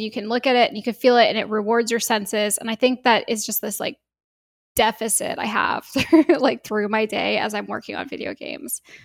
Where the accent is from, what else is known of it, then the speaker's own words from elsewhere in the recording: Bay Area, California, United States; I grew up in the Bay Area. I've been here my whole life